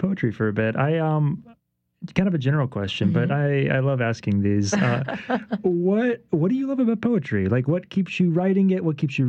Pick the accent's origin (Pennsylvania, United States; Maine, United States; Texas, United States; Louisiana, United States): Louisiana, United States; Baton Rouge; my family's from New Orleans, but I grew up in Baton Rouge.